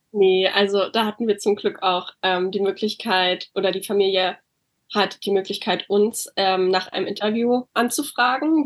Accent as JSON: {"language": "German", "region": "Berlin", "country": "Germany", "moved": "as an adult", "lives_now": "California, United States", "said": "ich wohne derzeit in Kalifornien. Ähm, ich komme aber ursprünglich aus Berlin"}